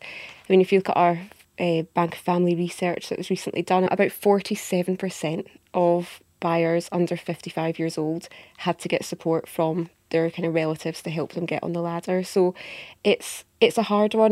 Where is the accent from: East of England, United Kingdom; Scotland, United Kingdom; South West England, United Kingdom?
Scotland, United Kingdom; accent: Scottish; also born or lived in Edinburgh; You can tell by my accent, I'm based up in Edinburgh in Scotland.